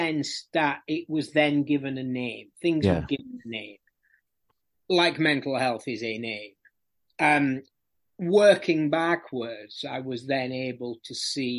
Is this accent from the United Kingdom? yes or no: yes; Barnsley, Yorkshire and the Humber, United Kingdom; moved away as an adult; now in London, United Kingdom; I was born in Barnsley. Which, for anyone who doesn't know, is in the People's Republic of South Yorkshire